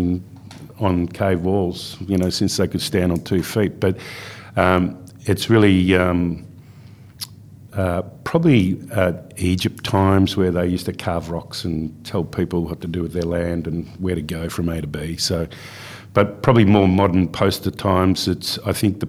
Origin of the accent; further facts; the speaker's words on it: Melbourne, Victoria, Australia; moved away as an adult; also born or lived in Perth, Western Australia / Carnarvon, Western Australia; I grew up in Melbourne. I grew up in Bayside, Melbourne.